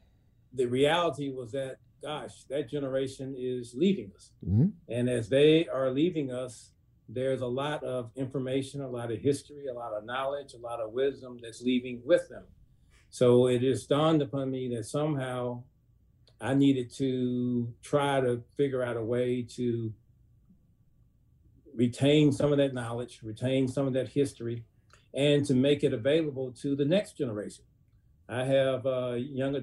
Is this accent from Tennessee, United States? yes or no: yes; Memphis, Tennessee, United States; I did grow up and lived on Mississippi Boulevard, which runs through the heart of South Memphis